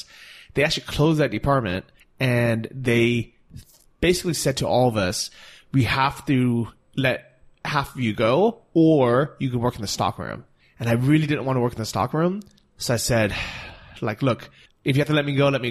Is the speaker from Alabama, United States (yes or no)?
no; Southern California, United States; we're both from Southern California